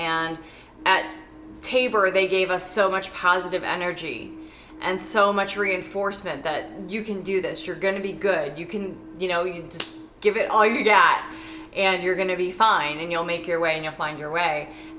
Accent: Saudi Arabia; I grew up in Saudi Arabia around a myriad of other cultures and experiences and people.

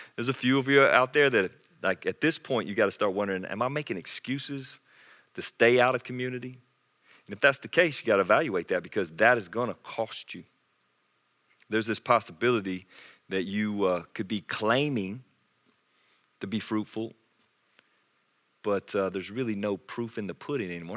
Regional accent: Anderson, South Carolina, United States; I grew up in South Carolina in Anderson

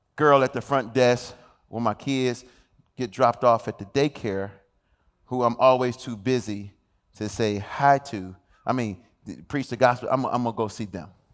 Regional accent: Detroit, Michigan, United States; I'm from Detroit, Michigan

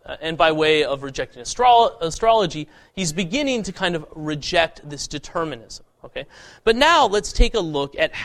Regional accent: Boulder, Colorado, United States; growing up in the People's Republic of Boulder, Colorado

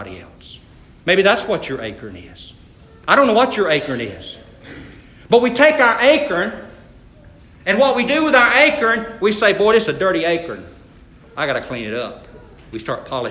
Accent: Atkinson County, Georgia, United States; I grew up in Atkinson County

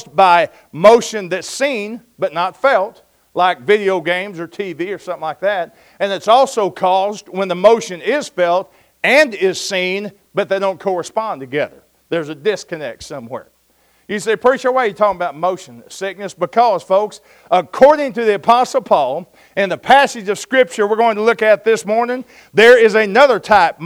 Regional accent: Oklahoma, United States; I'm from Oklahoma. We call that a storm

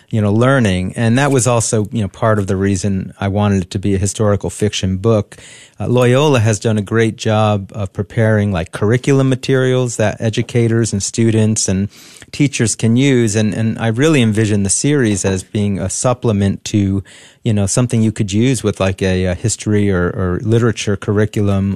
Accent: New Jersey, United States; I grew up in New Jersey

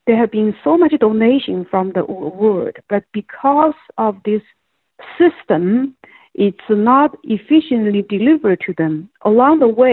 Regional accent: Wuhan, Hubei, China; moved away as an adult; now in United States; I was born and raised in Wuhan. I grew up there.

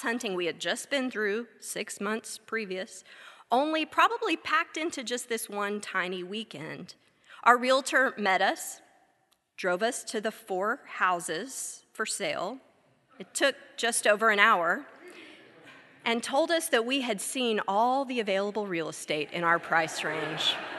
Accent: Texas, United States; moved away as an adult; now in Wilmore, United States; something none of us had ever had growing up in Texas

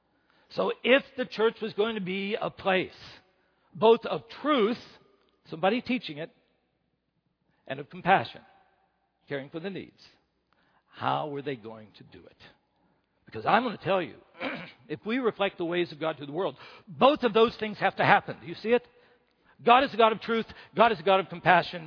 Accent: West Virginia, United States; first language English; moved away; I'm from West Virginia

